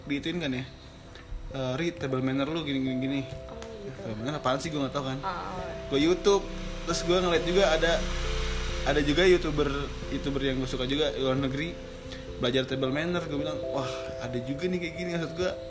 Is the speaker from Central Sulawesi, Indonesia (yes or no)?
no; Jakarta, Indonesia; gue orang Betawi banget